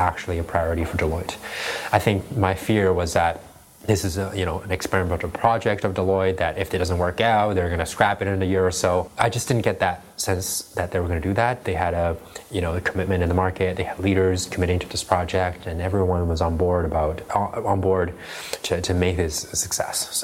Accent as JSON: {"language": "English", "region": "Prague", "country": "Czechia", "tie": "born or raised there", "also_born_or_lived": "China", "said": "I left China when I was 4 years old. And I grew up in the Czech Republic"}